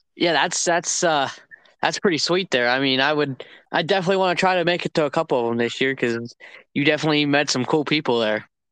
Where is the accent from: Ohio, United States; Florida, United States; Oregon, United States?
Ohio, United States; Northeast; am from Northeast Ohio